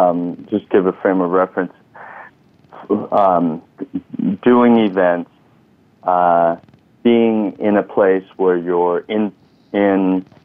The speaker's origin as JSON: {"language": "English", "country": "Thailand", "also_born_or_lived": "Texas", "moved": "yes", "lives_now": "United States", "said": "You know, we came from Thailand, and then I graduated with a bachelor's in public health in San Antonio, Texas."}